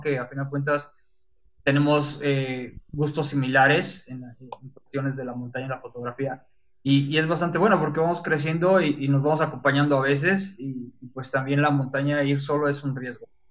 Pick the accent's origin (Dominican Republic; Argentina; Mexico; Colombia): Mexico; now in Puebla, Mexico; soy fotógrafo de México, paisaje, estoy basado aquí en Puebla